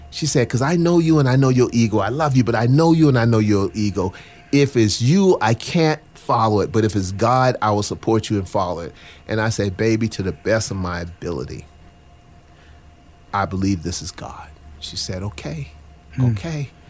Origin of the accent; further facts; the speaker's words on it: the South, United States; as a poor black boy growing up in the South, that I thought that if I could get a corporate job and a company car, that's all I needed because I was running from poverty.